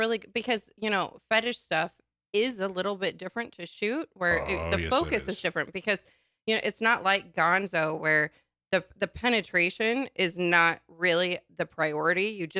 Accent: Nebraska, United States; moved away; also born or lived in Portland; I grew up in Nebraska.

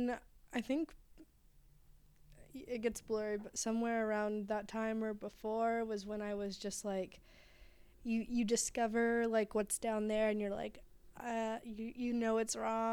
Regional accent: Shawnee, Oklahoma, United States; moved away; I was born and raised in Shawnee

